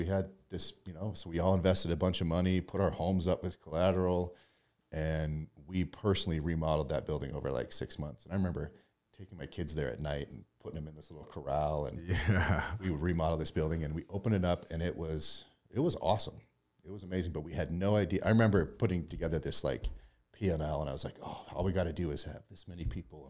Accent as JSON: {"language": "English", "town": "Lolo", "region": "Montana", "country": "United States", "tie": "born or raised there", "lives_now": "Utah, United States", "said": "Montana. Grew up in Lolo, Montana, in a small town."}